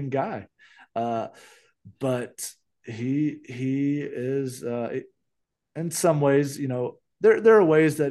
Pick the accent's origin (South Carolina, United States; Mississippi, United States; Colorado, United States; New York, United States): Mississippi, United States; my home state of Mississippi